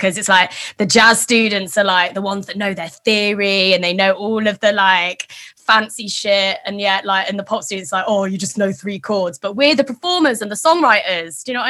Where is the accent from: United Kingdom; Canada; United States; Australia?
United Kingdom; East Midlands; Leicestershire. In the Midlands.